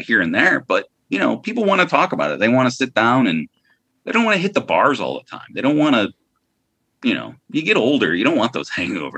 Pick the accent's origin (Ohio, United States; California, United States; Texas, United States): Ohio, United States; Lorain; also born or lived in New York, United States; I'm from Lorraine, from Cleveland.